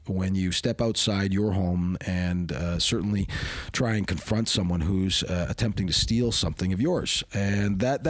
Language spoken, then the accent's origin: English; Hamilton, Ontario, Canada; I was raised in Hamilton. H-Town is a bit of a rough place